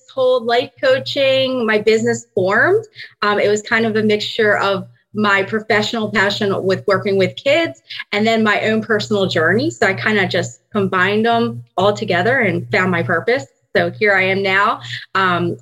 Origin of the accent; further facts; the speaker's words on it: Maryland, United States; moved away as an adult; now in Pennsylvania, United States; I am originally from Maryland, and I recently moved to Pennsylvania about 5 years ago